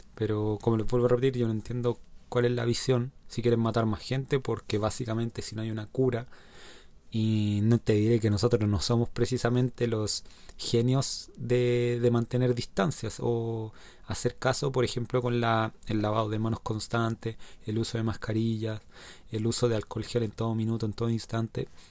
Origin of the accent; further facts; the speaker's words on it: Chile; los que somos chilenos